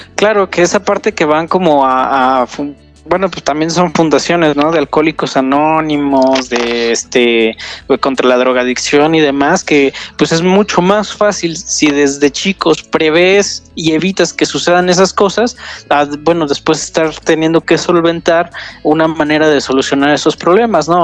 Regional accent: Querétaro, Mexico; Yo soy de Querétaro, sí, soy ah. ya de los pocos queretanos que, quedan

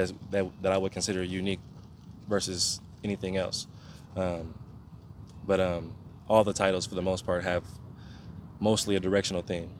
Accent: Oakland, California, United States; also born or lived in Portland; I'm from East Oakland or if they know about Oakland, I'm gonna say I'm from Brookfield

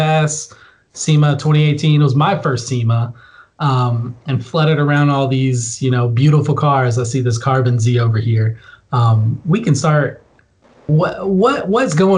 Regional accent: Jacksonville, Florida, United States; I'm from the dirty Duval, the 904

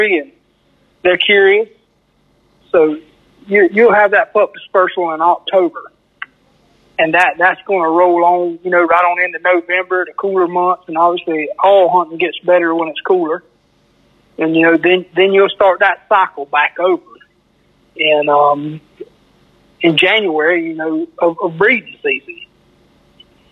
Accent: Perry, Florida, United States; I'm from Perry, Florida.

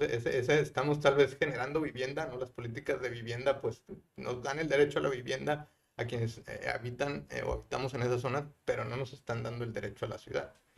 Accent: Guadalajara, Jalisco, Mexico; also born or lived in Mexico City / Monterrey; now in San Pedro Garza García, Mexico; yo soy de Guadalajara eh, y me ha tocado vivir y estudiar en, Guadalajara, Ciudad de México y Monterrey.

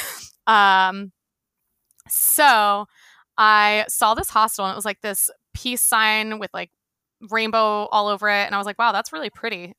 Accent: right outside of Philadelphia, Pennsylvania, United States; now in San Diego, United States; born and raised, um, right outside of Philly

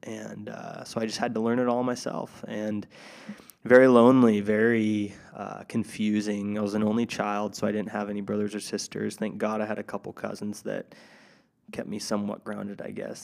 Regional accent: Tri-Cities, Washington, United States; moved away; back in my hometown, Tri-Cities, Washington

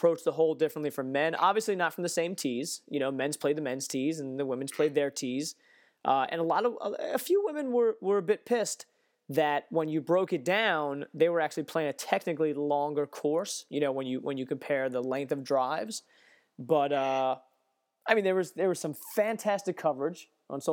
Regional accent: United States; American golf journalists

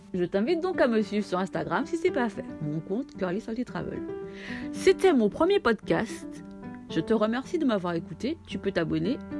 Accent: Martinique; Je suis martiniquaise

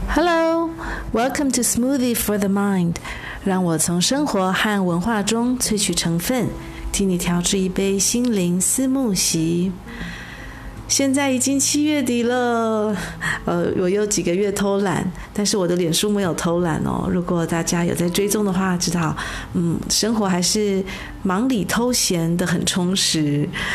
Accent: Taiwan; moved away; 我在台湾土生土长的人

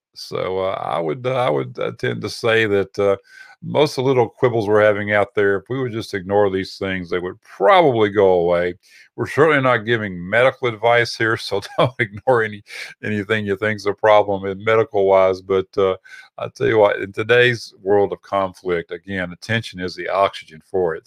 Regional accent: Texas, United States; we're from Texas

